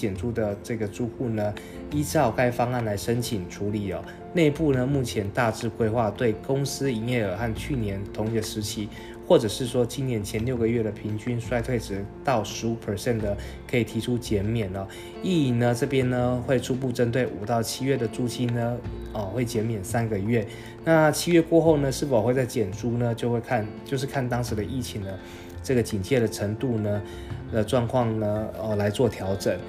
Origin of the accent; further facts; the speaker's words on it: Taiwan; 我们台湾人其实不要太小看我们自己哦